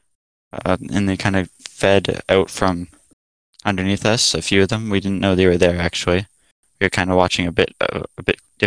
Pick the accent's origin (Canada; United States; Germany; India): Canada; Alberta; I'm originally from Alberta, I guess still currently in Alberta